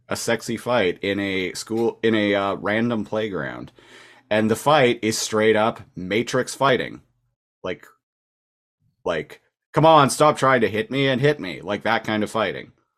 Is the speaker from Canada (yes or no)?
yes; Nanaimo, British Columbia, Canada; moved away as an adult; also born or lived in Victoria, British Columbia; Nanaimo, British Columbia, which is actually my hometown, no longer living in Victoria, which is where I'd been living for the past eight years